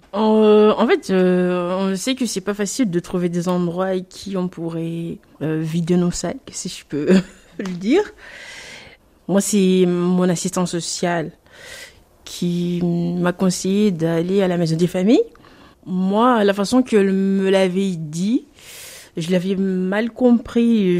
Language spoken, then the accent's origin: French; Mayotte; moved away; Je suis née Mayotte, j'ai grandi à Mayotte